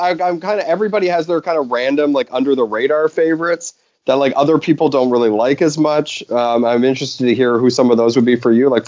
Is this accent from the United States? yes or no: no; Canada; The, the well, being Canadian, aka the greatest wrestling nation in the world, pound for pound.